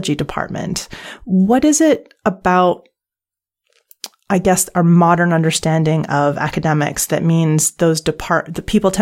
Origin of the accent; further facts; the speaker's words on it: Canada; moved away; my home country of Canada